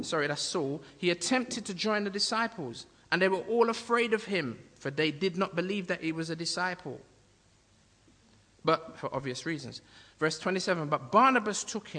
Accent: United Kingdom; I'm Jamaican by birth, but I'm native to Britain. I'm of British nationality, although I'm black Jamaican

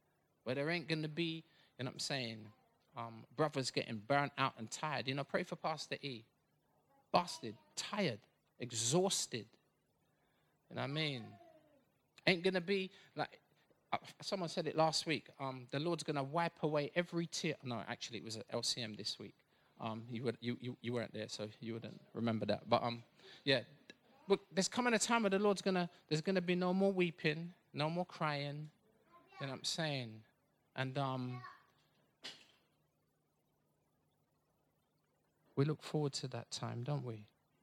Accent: Bedfordshire, East of England, United Kingdom; I was born in Bedfordshire

